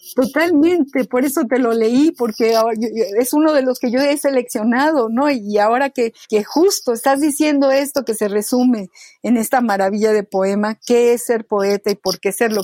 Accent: Mexico; mi país, en México

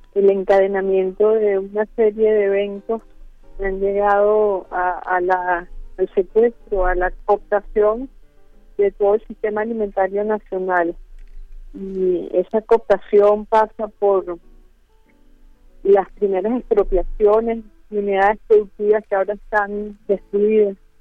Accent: Venezuela

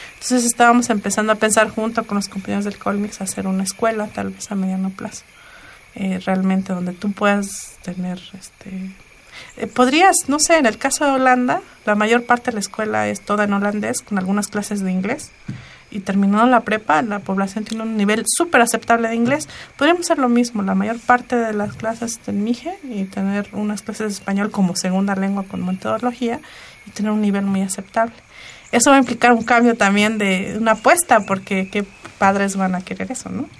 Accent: Mixe region, Oaxaca, Mexico; en mi pueblo todas las calles tienen nombre en mije, con numeración en mije

